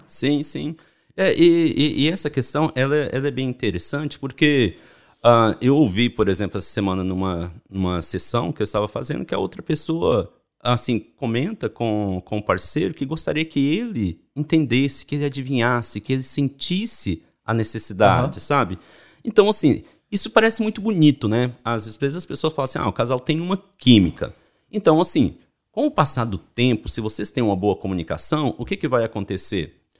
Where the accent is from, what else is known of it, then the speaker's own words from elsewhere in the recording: Belo Horizonte, Minas Gerais, Brazil; moved away as an adult; also born or lived in São Paulo; eu sou de Belo Horizonte, né? Sou mineiro adoro pão de queijo